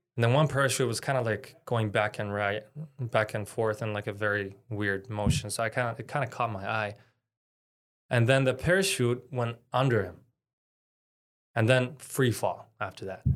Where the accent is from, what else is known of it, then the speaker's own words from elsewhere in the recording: Canada; I'm Palestinian Canadian. My dad's Palestinian, mom is Canadian